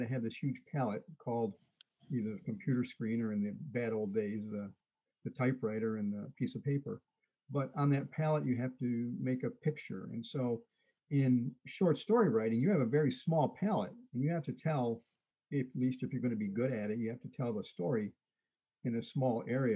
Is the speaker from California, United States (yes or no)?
no; Detroit, Michigan, United States; now in central Michigan, United States; I grew up in Detroit